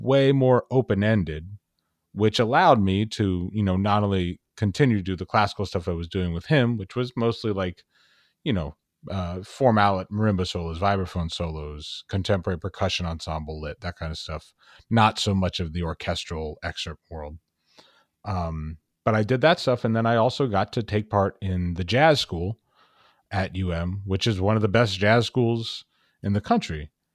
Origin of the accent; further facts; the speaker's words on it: Dallas, Texas, United States; moved away as an adult; also born or lived in Miami; I was born and raised in Dallas, Texas